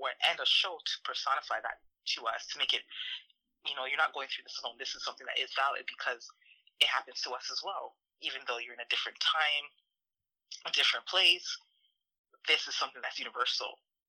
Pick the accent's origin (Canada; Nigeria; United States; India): Canada; because we're Canadian